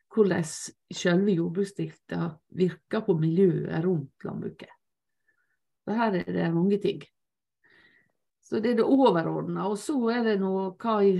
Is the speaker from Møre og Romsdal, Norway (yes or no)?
yes; Lepsøya, Møre og Romsdal, Norway; på eh, Lepsøya, der jeg vokste opp